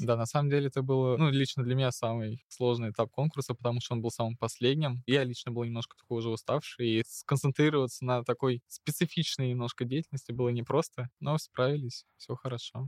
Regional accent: Moscow, Russia; мне 18 лет, я из города Москва

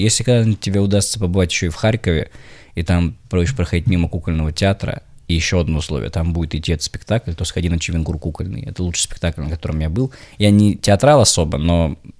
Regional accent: Saint Petersburg, Russia; не москвич, а петербуржец

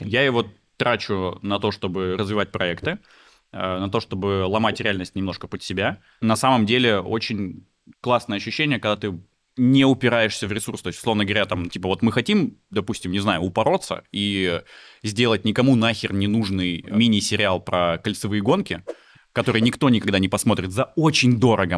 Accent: Veliky Novgorod, Novgorod Oblast, Russia; moved away as an adult; now in Moscow, Russia; Я из Великого Новгорода родом.

